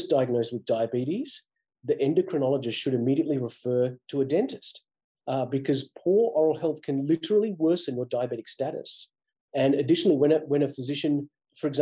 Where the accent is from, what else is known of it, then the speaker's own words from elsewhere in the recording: Australia; moved away as an adult; also born or lived in Massachusetts; now in United States; I grew up in Australia depending on the public health system for my healthcare